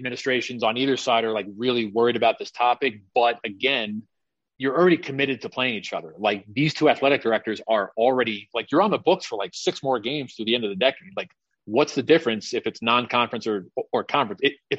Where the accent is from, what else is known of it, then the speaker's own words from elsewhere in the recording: New York, United States; moved away; I mean, I came out here from New York. I moved here.